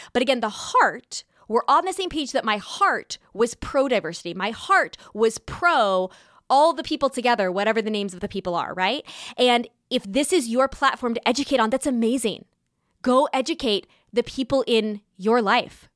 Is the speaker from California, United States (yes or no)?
yes; California, United States; now in New York, United States; growing up in California and now living in New York